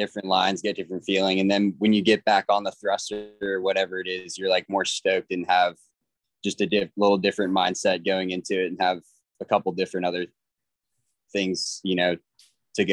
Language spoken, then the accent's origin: English; Virginia, United States; also born or lived in Florida; I'm from Virginia, born and raised